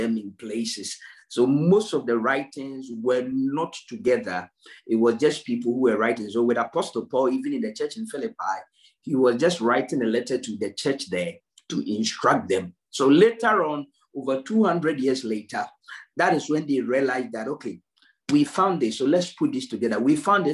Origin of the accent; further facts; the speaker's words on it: Ghana; now in United Kingdom; If you look at me, Ghanaian, it doesn't matter how I try to preach a British accent, it will not work